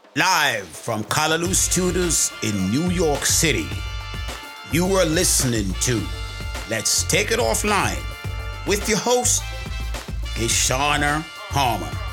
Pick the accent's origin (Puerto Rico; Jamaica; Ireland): Jamaica; Clarendon Parish; I'm actually from Jamaica, Parish of Clarendon